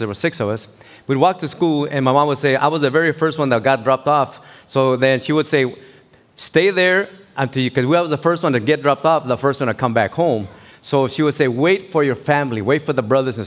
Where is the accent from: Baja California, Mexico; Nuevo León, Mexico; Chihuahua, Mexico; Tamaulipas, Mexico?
Baja California, Mexico; Tijuana; moved away; I grew up was born in Mexico, in Tijuana, Baja California, and I was born in the Colonia Independencia.